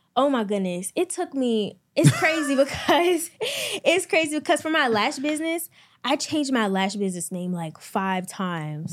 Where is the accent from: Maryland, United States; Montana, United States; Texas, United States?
Maryland, United States; I'm from Maryland, twenty years old